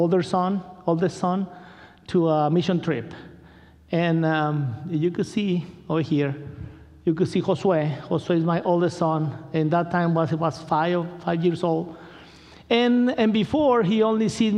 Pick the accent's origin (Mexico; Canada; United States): Mexico; Culiacán, Sinaloa; English is a second language; moved away; I'm from Culiacan